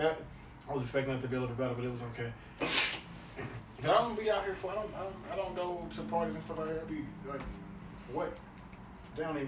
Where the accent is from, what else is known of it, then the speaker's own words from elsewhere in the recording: Memphis, Tennessee, United States; I'm from Memphis.